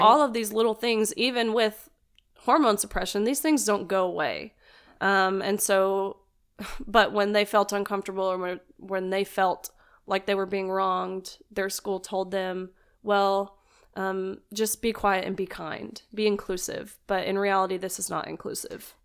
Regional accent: Nashville, Tennessee, United States; also born or lived in Kentucky; actually from Nashville, Tennessee. Um, born and raised

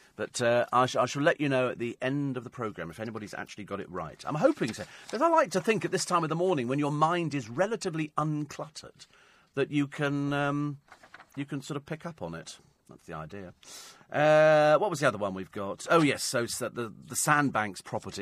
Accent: United Kingdom; I'm British.

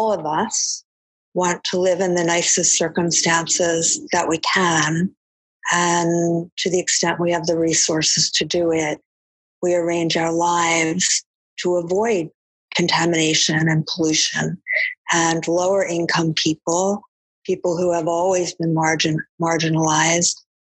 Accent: East Coast, United States; moved away as an adult; now in Chicago, United States; I'm from the East Coast, and I've been in the Midwest for many years now, since I moved to Chicago

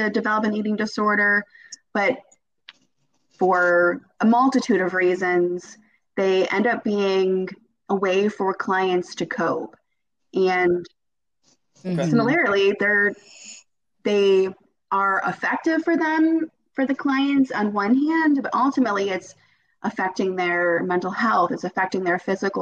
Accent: Cleveland, Ohio, United States; also born or lived in Akron, Ohio; now in between Dayton and Cincinnati, United States; I'm originally from the Cleveland area.

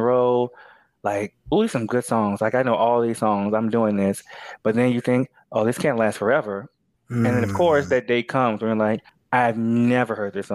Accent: United States; I'm American

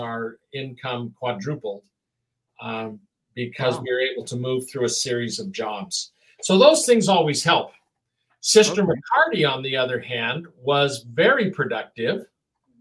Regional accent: Oregon, United States; I was born in Oregon

